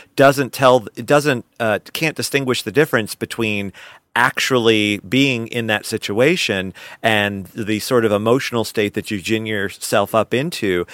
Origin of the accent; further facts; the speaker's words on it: Albany, Georgia, United States; the community theater I grew up in in Albany, Georgia